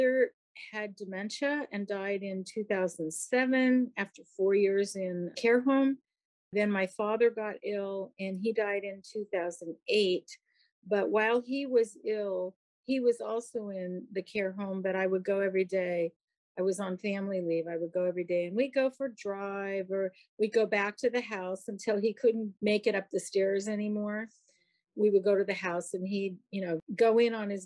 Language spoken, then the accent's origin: English; San Francisco, California, United States; also born or lived in Oakland; I was born and raised in San Francisco. I still live here